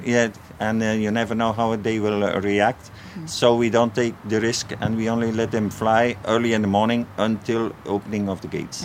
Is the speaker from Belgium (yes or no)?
yes; Flanders, Belgium; English is a second language; moved away; originally I'm uh, Flemish